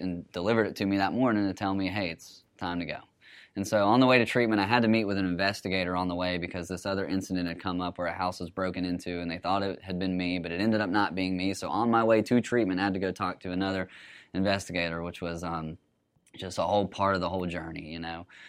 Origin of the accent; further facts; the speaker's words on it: Huntsville, Alabama, United States; I'm from Huntsville, so grew up around there